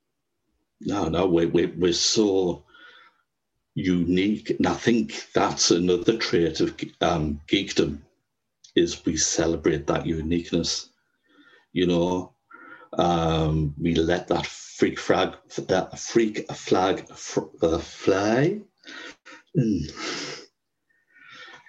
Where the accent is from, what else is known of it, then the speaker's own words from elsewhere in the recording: Sunderland and Durham, North East England, United Kingdom; I'm from Sunderland and Durham in the northeast